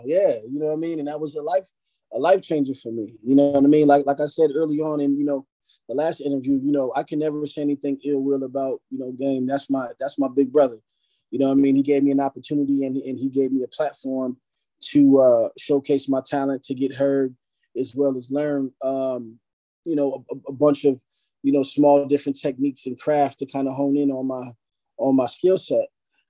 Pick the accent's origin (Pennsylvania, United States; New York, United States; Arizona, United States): Pennsylvania, United States; Philadelphia; born there; I mean, I was born in Philly.